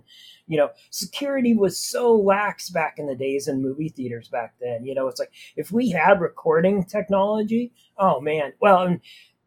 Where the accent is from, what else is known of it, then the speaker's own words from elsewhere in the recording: small town Idaho, United States; also born or lived in Oregon; I was born in Oregon in a bigger city, but then it was like my whole life was in small town Idaho.